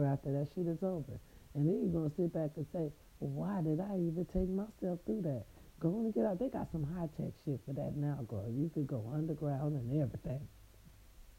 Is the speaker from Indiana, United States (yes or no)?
no; Raytown, Missouri, United States; now in California, United States; my little Raytown people